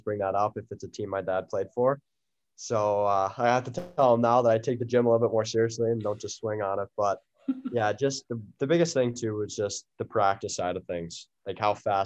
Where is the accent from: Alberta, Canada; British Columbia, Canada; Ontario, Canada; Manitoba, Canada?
Ontario, Canada; Peterborough; growing up in Canada, we always had the outdoor rink in Peterborough